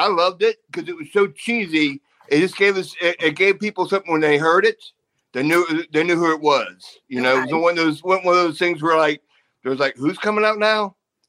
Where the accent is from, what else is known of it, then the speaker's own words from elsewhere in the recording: United States; But because I'm American male, your favorite.